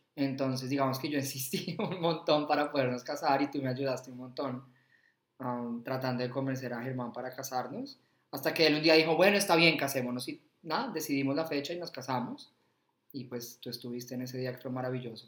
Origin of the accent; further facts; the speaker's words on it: Bogotá, Colombia; moved away as an adult; now in Australia; soy de Bogotá nacía ya hace 37 años